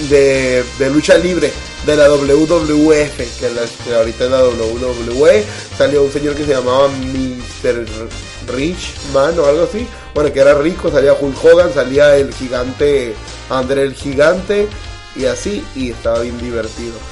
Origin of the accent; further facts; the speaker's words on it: Mexico; somos buenos mexicanos.